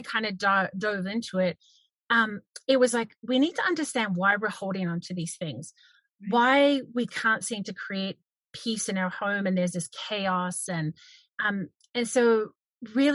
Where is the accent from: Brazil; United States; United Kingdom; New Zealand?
New Zealand; moved away as an adult; now in Canada; I owned a cafe in New Zealand because I'm originally from New Zealand. I'm now in Canada.